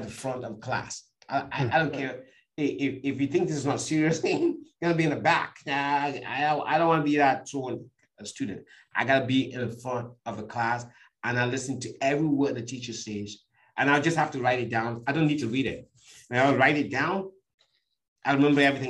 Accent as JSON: {"language": "English", "country": "Cameroon", "tie": "born or raised there", "moved": "yes", "said": "I was born in Cameroon in a village, you know, where even up to today, homes don't have running water"}